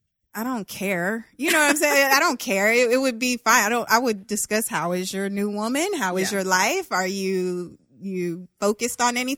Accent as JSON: {"language": "English", "region": "the South", "country": "United States", "said": "I'm from the South."}